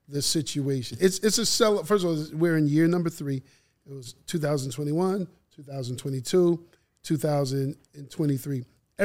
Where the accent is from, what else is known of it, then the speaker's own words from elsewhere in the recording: Massachusetts, United States; moved away as an adult; now in Atlanta, United States; me being from Massachusetts. I grew up looking at musical entities in a different way than I've seen down here